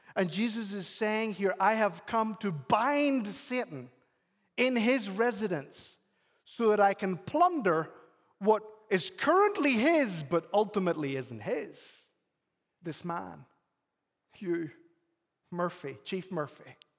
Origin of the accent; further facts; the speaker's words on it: Northern Ireland, United Kingdom; now in United States; I'm from Northern Ireland